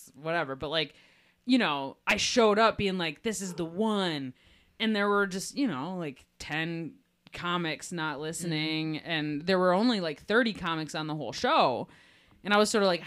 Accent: Detroit, Michigan, United States; I am here from Detroit

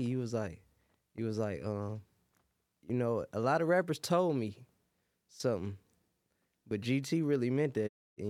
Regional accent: Detroit, Michigan, United States; I'm really originally from the Red Zone though.

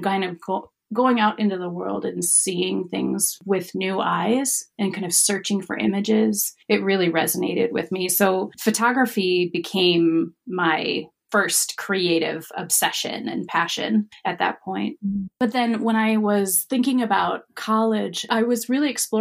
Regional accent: Wisconsin, United States; I'm from Wisconsin

